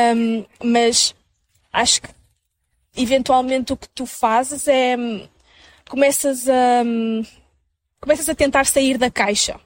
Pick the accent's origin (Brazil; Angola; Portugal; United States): Portugal; Minho, Norte; moved away as an adult; now in Lisbon, Portugal; sou do Minho, de Portugal